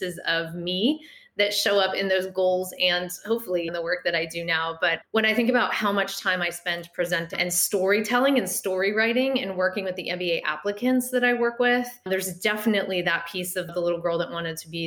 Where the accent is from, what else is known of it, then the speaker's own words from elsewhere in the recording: outside of Philadelphia, Southern New Jersey, United States; I grew up in Southern New Jersey outside of Philadelphia